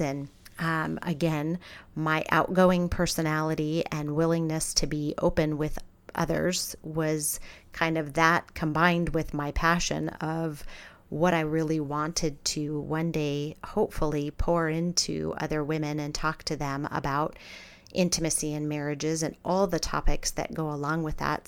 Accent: Scottsdale, Arizona, United States; also born or lived in Pittsburgh, Pennsylvania; I was born in Pittsburgh, Pennsylvania, but we moved to Scottsdale, Arizona when I was nine years old. So Arizona is where I grew up

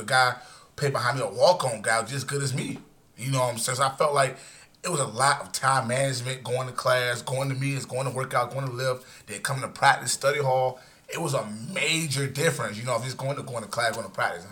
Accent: Norfolk, Virginia, United States; I'm from Norfolk

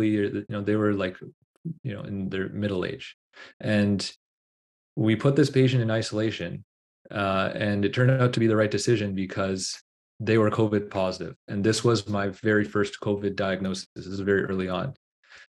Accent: Toronto, Ontario, Canada; my own personal experiences growing up in Scarborough

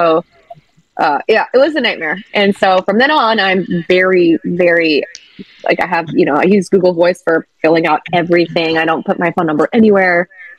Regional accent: Chicago, Illinois, United States; also born or lived in Virginia / Seattle; now in Los Angeles, United States; I've lived in LA since 2009, and I moved here from Seattle, Washington. But I grew up in Chicago and Virginia, and I've always wanted to get into entertainment.

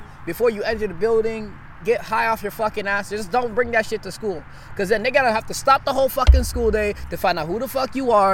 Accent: Nigeria; now in United States; I wasn't born here. I was born in Nigeria. I moved here in 2009.

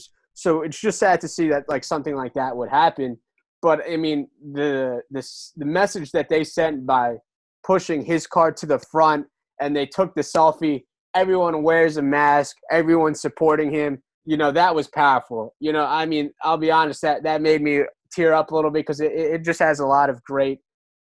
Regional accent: New Jersey, United States; I'm from Jersey.

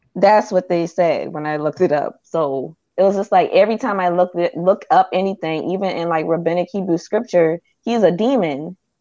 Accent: Charleston, South Carolina, United States; I'm from Charleston

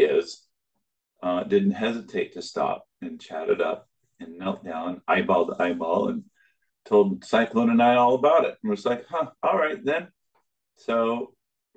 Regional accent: Alaska, United States; moved away; I grew up in Alaska, the youngest 10 kids on a dairy farm

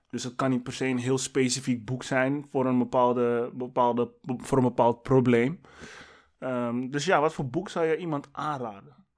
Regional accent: Amsterdam, North Holland, Netherlands; ik kom uit West

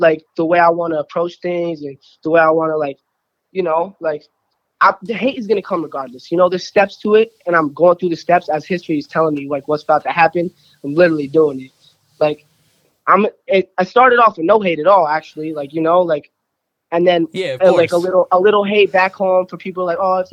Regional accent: Burlington, Vermont, United States; I am from Burlington, Vermont

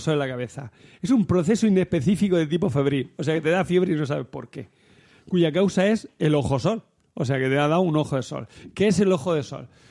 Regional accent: Almería, Andalusia, Spain; de allí, del mi pueblo, de Almería

